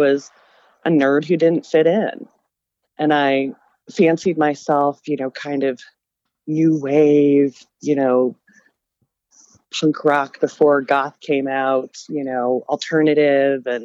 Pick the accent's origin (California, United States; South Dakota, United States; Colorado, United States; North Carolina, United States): Colorado, United States; Denver; I grew up in Denver